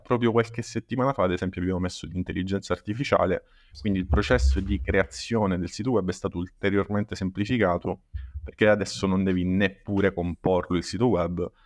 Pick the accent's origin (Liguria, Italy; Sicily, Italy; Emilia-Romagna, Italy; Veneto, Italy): Sicily, Italy; Paternò; Io in realtà sono di Paternò, che è in provincia di Catania